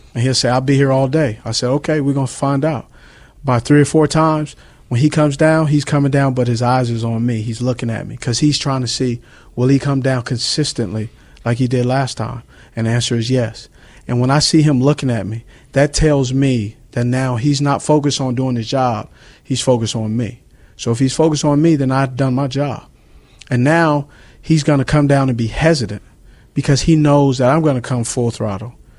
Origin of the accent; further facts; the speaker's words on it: Los Angeles, California, United States; moved away; I grew up in Los Angeles.